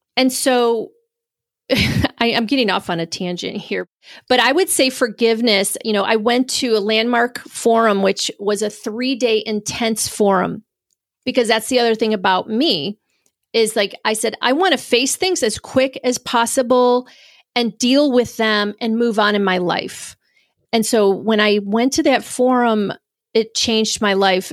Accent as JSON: {"language": "English", "town": "Spencerport", "region": "New York", "country": "United States", "tie": "born or raised there", "said": "Originally, I'm from Rochester, New York. I grew up in a little town called Spenceport, so actually a little suburb of Rochester"}